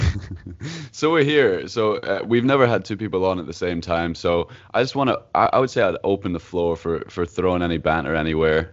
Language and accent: English; Edinburgh, Scotland, United Kingdom; I'm from Edinburgh in Scotland